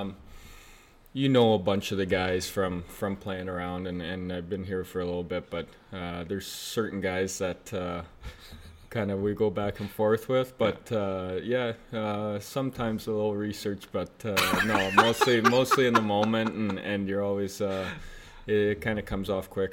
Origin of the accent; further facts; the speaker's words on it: Oakville, Ontario, Canada; moved away as an adult; I grew up in Oakville